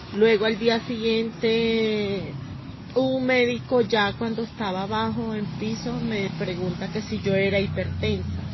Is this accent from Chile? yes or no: no; Venezuela; moved away as an adult; also born or lived in Bogotá, Colombia; now in Villavicencio, Colombia; el país de donde vengo, de Venezuela